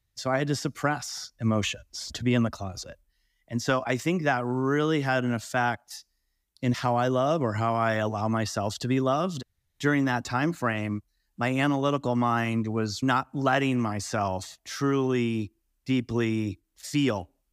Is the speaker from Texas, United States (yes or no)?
no; California, United States; also born or lived in Colorado; now in Montana, United States; I grew up in California